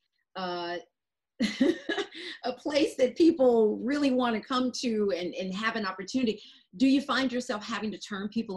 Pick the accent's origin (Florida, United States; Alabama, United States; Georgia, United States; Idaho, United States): Georgia, United States; Atlanta; I'm from Atlanta